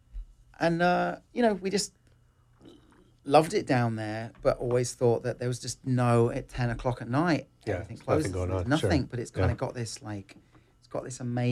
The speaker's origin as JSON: {"language": "English", "region": "England", "country": "United Kingdom", "moved": "yes", "said": "I come from England"}